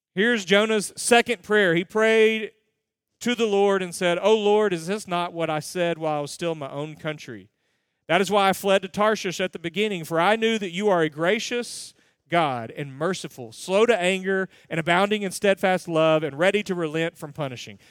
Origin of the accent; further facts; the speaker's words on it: United States; I'm an American